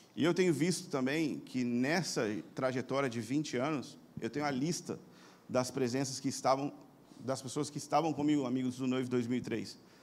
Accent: Brazil; como brasileiros

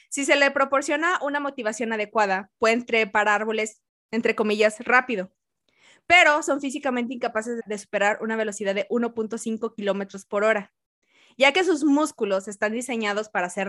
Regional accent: Mexico; porque como soy de México

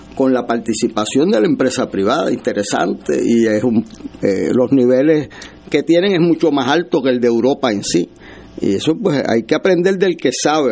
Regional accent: Puerto Rico; como puertorriqueño

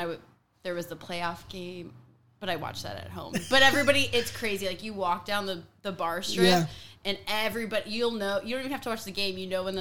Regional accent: Buffalo, New York, United States; moved away as an adult; now in San Diego, United States; I'm from Buffalo, New York.

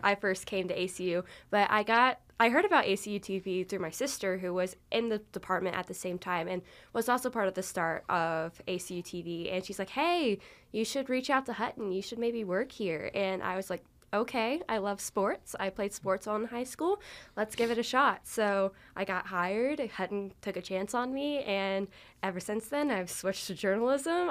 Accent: San Antonio, Texas, United States; I'm from San Antonio, Texas

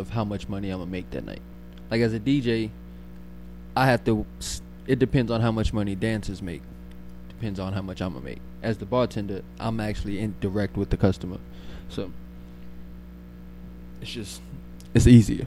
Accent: New Orleans, Louisiana, United States; I'm from New Orleans.

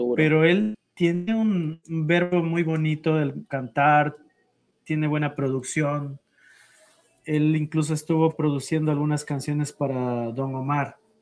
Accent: Ecuador; nosotros como ecuatorianos

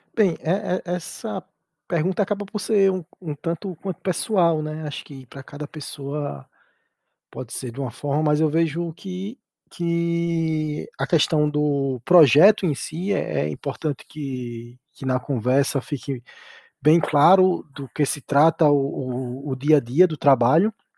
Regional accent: Brazil; moved away as an adult; now in Portugal; em alguns órgãos públicos da minha cidade, lá, lá, no, lá no Brasil

